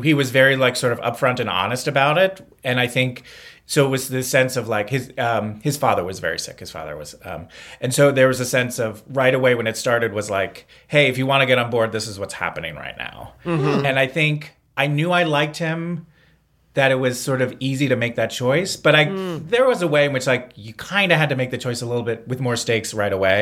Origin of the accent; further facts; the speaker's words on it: East Coast, United States; moved away; I'm from the East Coast